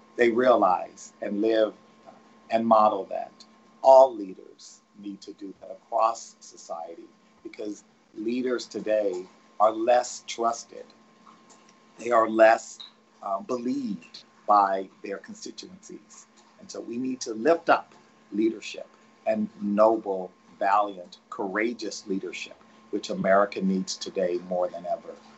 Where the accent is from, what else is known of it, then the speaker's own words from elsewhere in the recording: Texas, United States; I'm from Texas